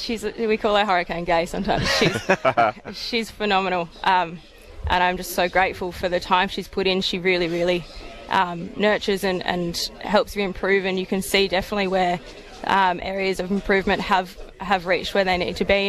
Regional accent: Perth, Western Australia, Australia; moved away as an adult; now in Melbourne, Australia; I'm originally from Perth

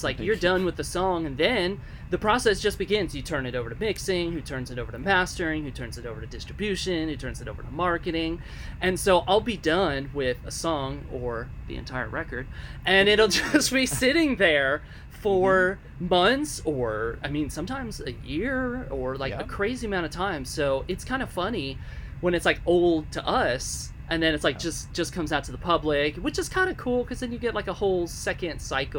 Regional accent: Gainesville, Florida, United States; also born or lived in Miami / Tampa / Orlando / Chicago; now in Nashville, United States; I grew up in Gainesville, and then I lived in Miami and Tampa and Orlando, Chicago for a little while, and I settled on Nashville about 10 years ago.

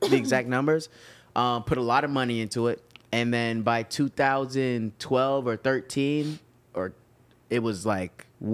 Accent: West Palm Beach, Florida, United States; also born or lived in Toronto, Canada; Born in Canada, raised in the mean streets of West Palm Beach, Florida

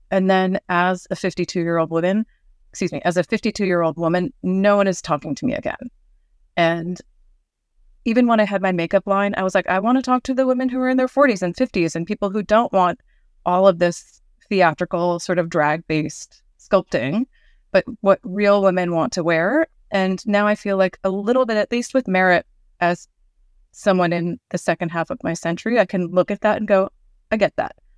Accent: Northern California, United States; I grew up in Northern California

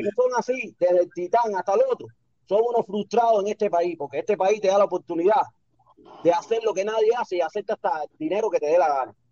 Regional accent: Cuba; Yo soy cubano.

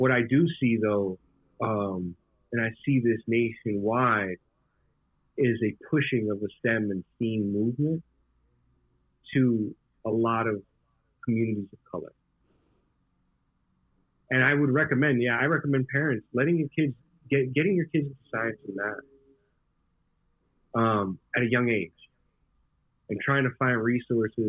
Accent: New York, United States; also born or lived in Puerto Rico; I grew up part of my childhood in Puerto Rico, right? And I came from Puerto Rico back to New York to public school in Brooklyn

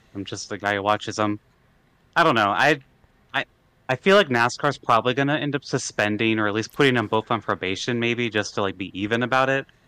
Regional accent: Iowa, United States; I'm originally from Iowa

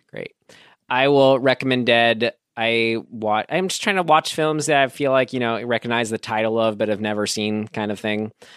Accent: San Rafael, California, United States; my hometown, Santa Rafael

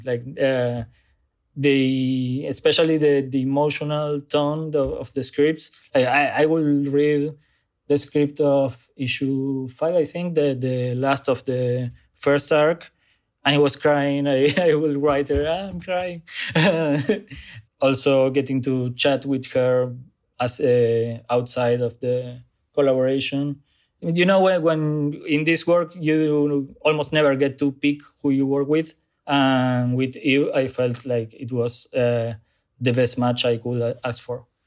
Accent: Zárate, Buenos Aires Province, Argentina; English is a second language; moved away as an adult; now in Buenos Aires, Argentina; I grew up in Zárate, a small, smaller city close to Buenos Aires

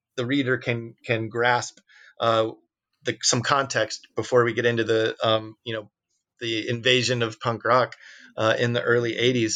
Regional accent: Peoria, Illinois, United States; we came from Peoria

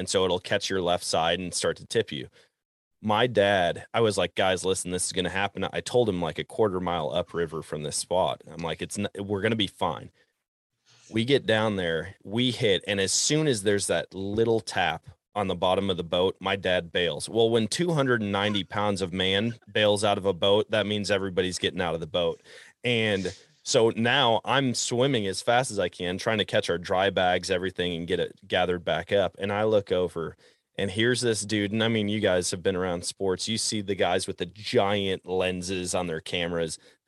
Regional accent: Wisconsin, United States; I'm a proud Wisconsin anyways. I'm not as proud as the Texans are, but I'm pretty proud of my home state.

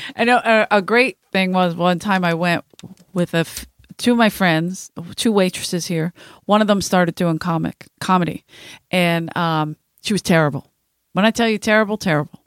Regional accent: Philadelphia, Pennsylvania, United States; I'm from South Philadelphia

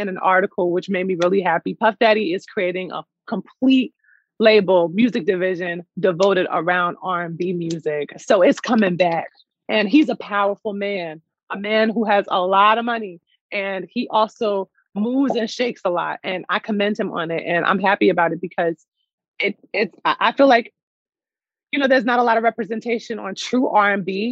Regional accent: Newark, New Jersey, United States; also born or lived in Jackson, New Jersey / New York City; So I grew up in Newark, New Jersey. I had a good stint of my life that was in Jackson, New Jersey. I was raised there from 1 to about 7 years old. And then I moved right back to Newark, New Jersey, my home roots.

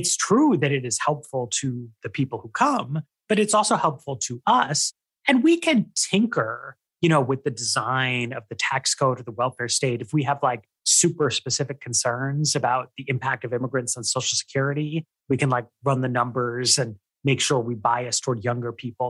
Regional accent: New York City, New York, United States; I grew up in New York City.

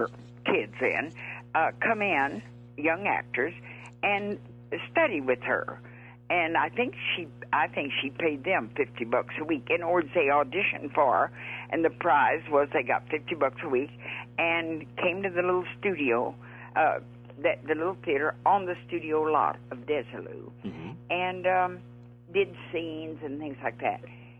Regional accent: Abilene, Texas, United States; little tiny town called Abilene, Texas.

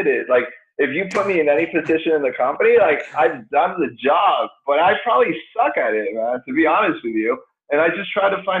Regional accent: Chile; moved away as an adult; now in United States; I grew up in Chile. So came over here when I was 18, 19 years old

